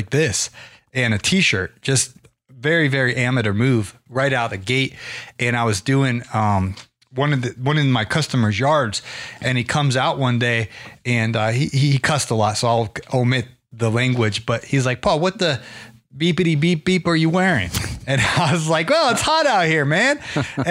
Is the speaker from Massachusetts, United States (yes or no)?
no; Canton, Ohio, United States; I grew up in Canton, Ohio